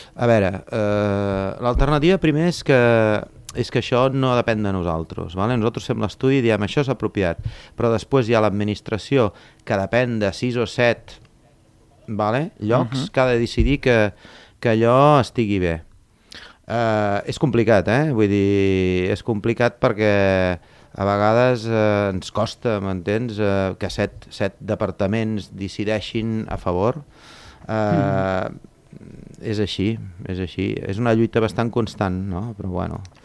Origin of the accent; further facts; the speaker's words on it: Torredembarra, Catalonia, Spain; sóc de Torre d'Embarra tinc allà un centre de busseig